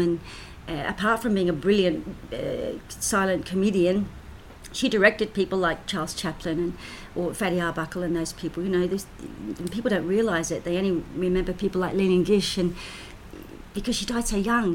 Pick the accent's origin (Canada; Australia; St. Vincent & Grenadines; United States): Australia; also born or lived in United Kingdom; came to Australia when I was four and a half. So, and of course, I'm an Australian citizen.